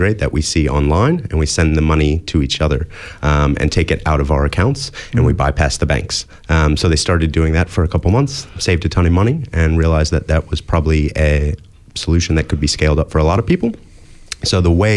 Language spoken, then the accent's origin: English; United States; moved away as an adult; now in Australia; as you can probably hear from my accent, I grew up in the US